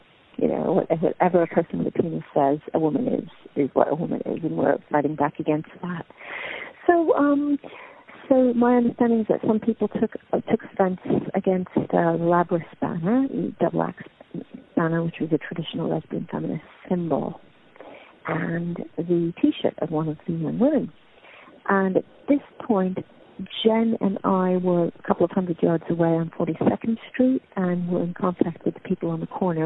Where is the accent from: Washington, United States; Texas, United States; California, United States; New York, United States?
New York, United States; moved away as an adult; now in London, United Kingdom